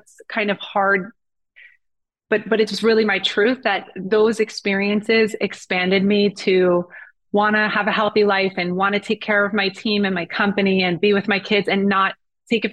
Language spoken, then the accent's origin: English; New Jersey, United States; I definitely had an amazing childhood, just from New Jersey